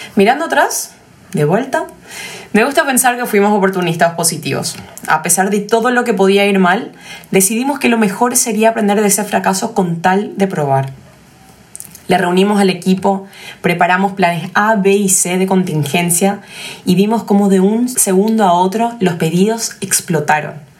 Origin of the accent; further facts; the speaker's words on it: Paraguay; somos paraguayos y conocemos nuestro mercado mejor que nadie